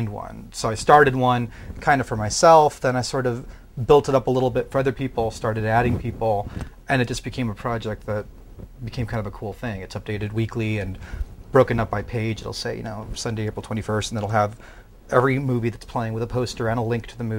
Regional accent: Redondo Beach, California, United States; I grew up in Redondo Beach

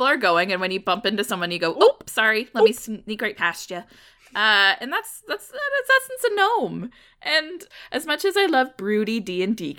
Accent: Midwest, United States; I am from the Midwest

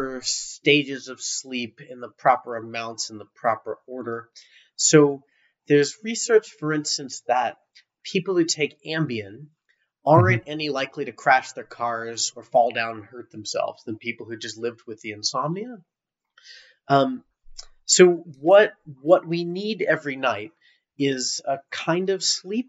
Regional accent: Fort Lauderdale, Florida, United States; I'm from there. That's my hometown.

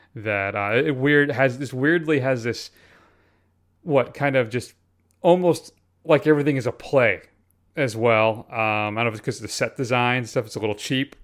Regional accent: Connecticut, United States; I grew up in Connecticut

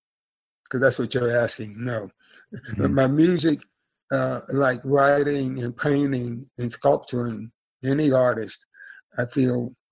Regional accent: Deep South, United States; growing up poor, but didn't know I was poor, growing up in the Deep South during the amazing 50s and 60s

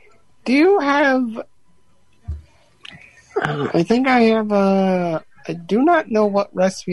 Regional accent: St. Joseph, Michigan, United States; I am from St. Joseph, Michigan.

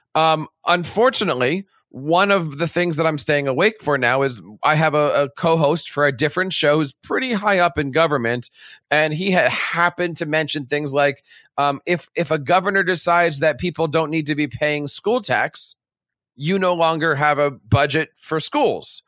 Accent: New Jersey, United States; also born or lived in Connecticut; I'm an educator from New Jersey, and I work in Connecticut

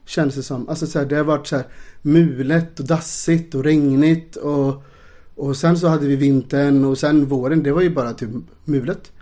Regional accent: Ulricehamn, Västra Götaland, Sweden; moved away; då bodde jag i Ulricehamn där jag är uppvuxen

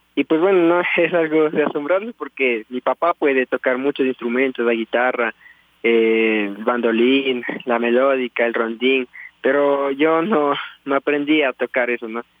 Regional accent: Tulcán, Carchi, Ecuador; yo nací aquí en Tulcán, en la provincia de Carchi. Y hasta esta edad que tengo actualmente eh, vivo aquí con mis padres

